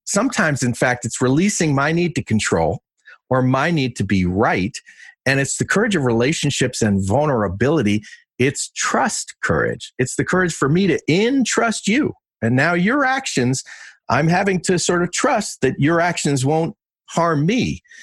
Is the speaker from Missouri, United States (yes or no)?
no; Westchester County, New York, United States; I won the Westchester County Diving Championships three times where I grew up in New York